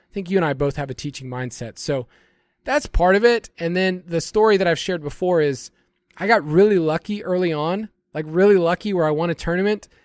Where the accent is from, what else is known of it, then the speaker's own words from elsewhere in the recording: Georgia, United States; my home state of Georgia